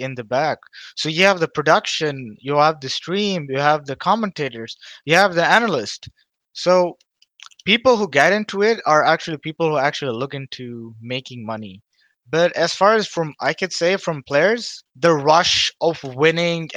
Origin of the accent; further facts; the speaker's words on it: Dubai, United Arab Emirates; I grew up in Dubai all my life